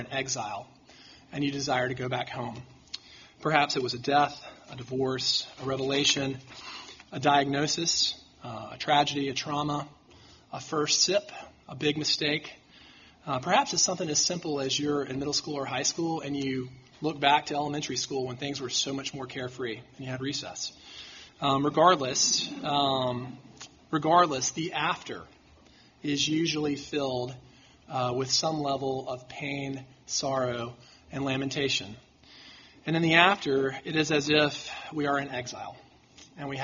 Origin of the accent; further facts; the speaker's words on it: Mountain Brook, Alabama, United States; I grew up in Mountain Brook